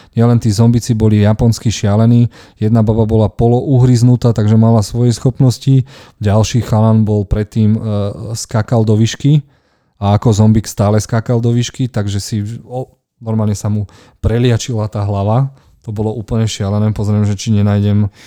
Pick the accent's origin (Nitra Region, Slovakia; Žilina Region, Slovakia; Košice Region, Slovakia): Žilina Region, Slovakia; Martin; u nás v Martine